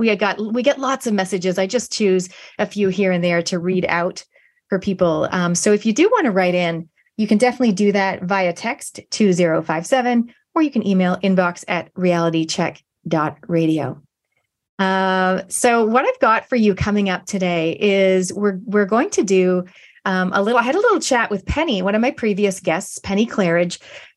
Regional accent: Canada; now in New Zealand; I've been in New Zealand 27 years from Canada, but my accent is, it's here to stay.

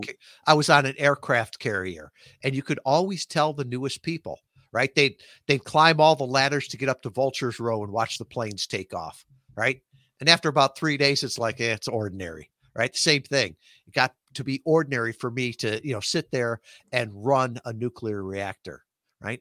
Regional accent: Midwest, United States; moved away as an adult; a Midwestern kid, never been more than a hundred miles from my hometown

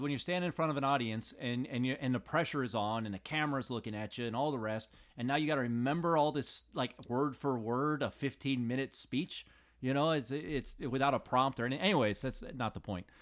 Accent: United States; as an American, as from America

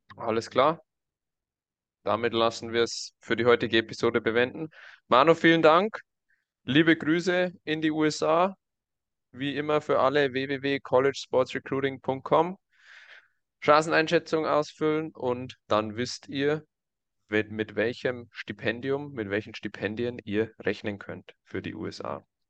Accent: Germany; bei uns in Deutschland

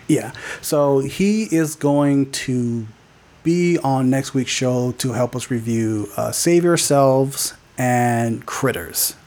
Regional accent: Fontana, California, United States; I grew up in Fontana.

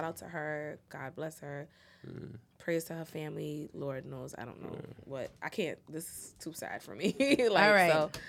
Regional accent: Irvington, New Jersey, United States; I'm from Irvington. You know how niggas say where they from when they

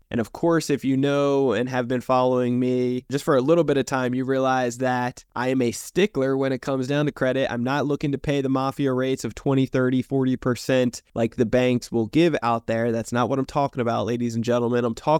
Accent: New Jersey, United States; See, I come from New Jersey originally, a dysfunctional family to say the least

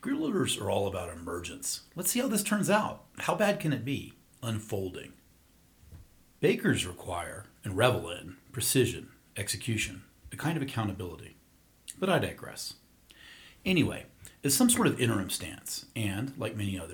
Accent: the South, United States; as a kid growing up in the South

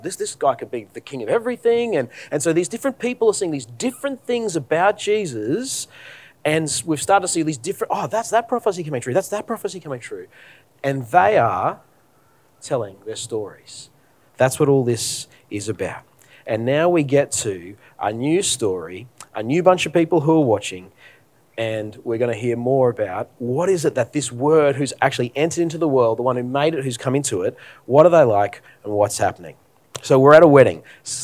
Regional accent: Australia; As an Australian

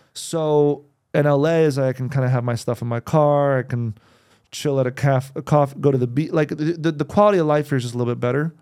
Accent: New Jersey, United States; also born or lived in New York; now in Los Angeles, United States; I was born in New Jersey

